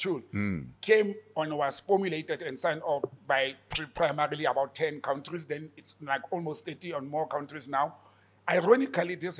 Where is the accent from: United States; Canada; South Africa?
South Africa; being a South African